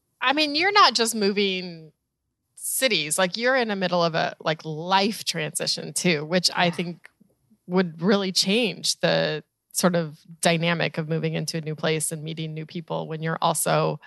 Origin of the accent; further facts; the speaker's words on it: Colorado, United States; also born or lived in Chicago / Orlando / San Diego / Cleveland; now in New York, United States; I grew up in Colorado and then moved to Chicago and then Orlando and then New York and then San Diego and then Cleveland and now back to New York.